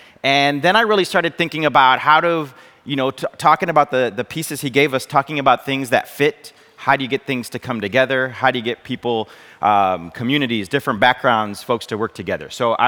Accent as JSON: {"language": "English", "region": "Michigan", "country": "United States", "tie": "born or raised there", "also_born_or_lived": "Santa Cruz, Bolivia", "first_language": "Spanish", "second_language": "English", "lives_now": "South Bend, United States", "said": "So I grew up in Michigan. I'm a boy who likes cars and is good at math."}